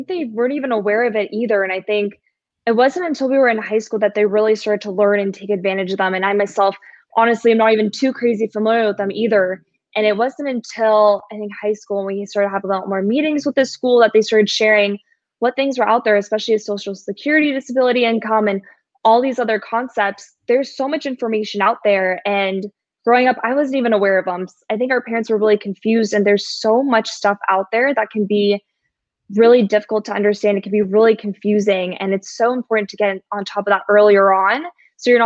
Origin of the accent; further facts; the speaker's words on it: San Diego, California, United States; I'm born and raised in San Diego. I don't see myself leaving